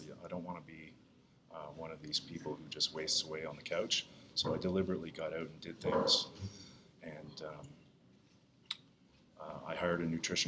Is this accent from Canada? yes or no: yes; Eastern Canada, Canada; moved away as an adult; also born or lived in Edmonton, Alberta / Fredericton, New Brunswick / Toronto; I was born in Edmonton, but I didn't grow up in Alberta. I grew up in Eastern Canada.